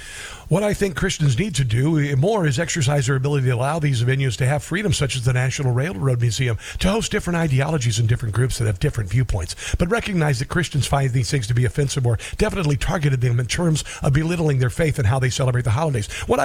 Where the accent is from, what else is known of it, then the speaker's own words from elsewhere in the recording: Omaha, Nebraska, United States; moved away; also born or lived in Neola, Iowa; Welcome, Omaha. My hometown. Grew up in Neola, Iowa. After moving out of Omaha